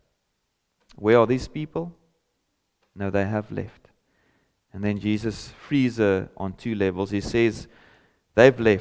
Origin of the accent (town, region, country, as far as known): South Africa; first language Afrikaans; English is a second language